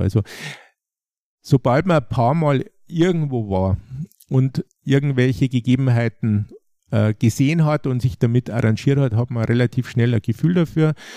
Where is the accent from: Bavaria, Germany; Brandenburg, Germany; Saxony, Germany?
Bavaria, Germany; Traunstein; hier in meiner Heimatregion